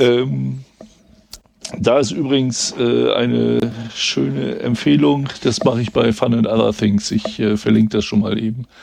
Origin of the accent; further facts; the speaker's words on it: West Germany, Germany; ich bin ja ein Wessi